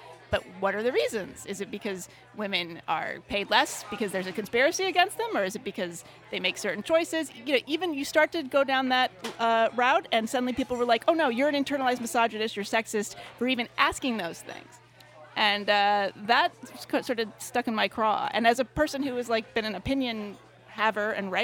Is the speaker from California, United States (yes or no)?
yes; California, United States; I'm from California